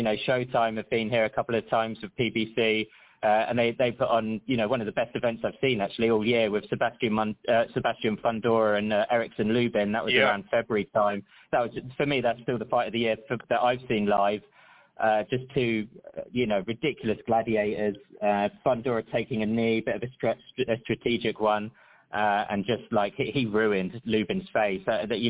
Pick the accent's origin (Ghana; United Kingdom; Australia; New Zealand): United Kingdom; London; now in Las Vegas, United States; I moved here January the 31st, and knowing that I was coming in from London, England, everyone was always warning me about